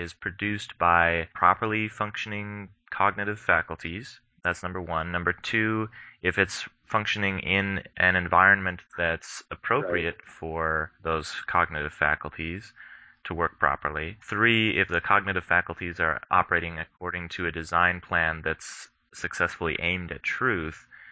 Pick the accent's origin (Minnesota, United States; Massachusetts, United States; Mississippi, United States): Minnesota, United States; I come from Minnesota